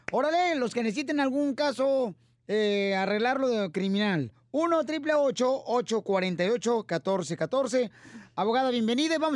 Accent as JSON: {"language": "Spanish", "region": "Mexico City", "country": "Mexico", "lives_now": "Arkansas, United States", "said": "Hola, Piolín, soy el chilango de Arkansas."}